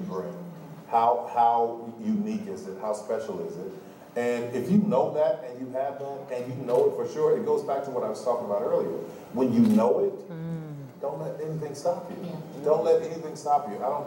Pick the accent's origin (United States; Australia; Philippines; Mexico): United States; New Orleans, Louisiana; I'm from New Orleans